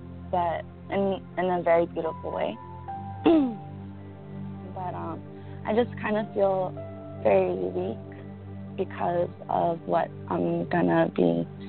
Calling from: Los Angeles, California, United States; Los Angeles.

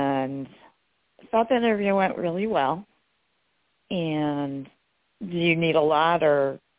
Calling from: New York, United States; I'm in New York.

